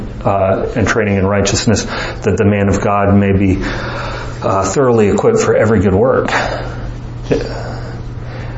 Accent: Morehead City, North Carolina, United States; I was born in 1984 in Moorhead City, North Carolina

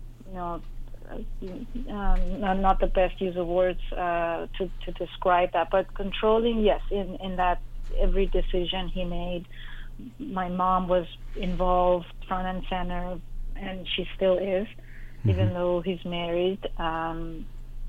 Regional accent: Iran; moved away as an adult; growing up in Iran during the war

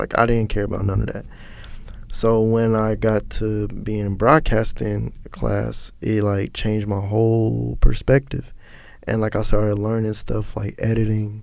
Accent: Cincinnati, Ohio, United States; also born or lived in Hamilton, Ohio; now in Atlanta, United States; I grew up in Cincinnati, but my mom, we moved to Hamilton like when I was in the sixth grade

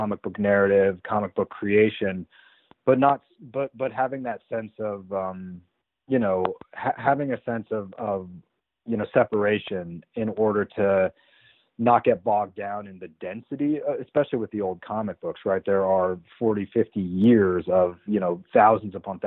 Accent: Colorado, United States; I grew up in Colorado

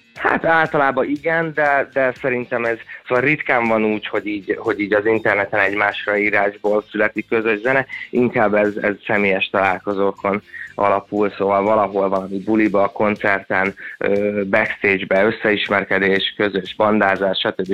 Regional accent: Székesfehérvár, Fejér, Hungary; moved away as an adult; also born or lived in Budapest; Én Székesfehérváron nőttem fel lakótelepen

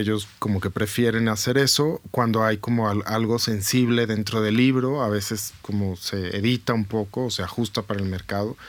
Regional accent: Guadalajara, Jalisco, Mexico; moved away as an adult; now in Bogotá, Colombia; soy tapatío y vivo eh, hace cinco años, más de cinco años ya en Bogotá.

